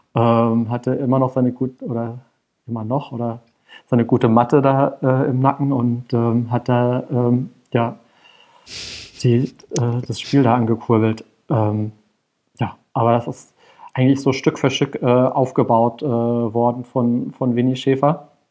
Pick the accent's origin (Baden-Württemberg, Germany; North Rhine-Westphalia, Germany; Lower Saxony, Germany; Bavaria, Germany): Baden-Württemberg, Germany; Karlsruhe; moved away as an adult; now in Berlin, Germany; ich bin äh, in Karlsruhe geboren und auch zur Schule gegangen und äh, dann zum Studium weggezogen und dann irgendwann 2008 auch nach Berlin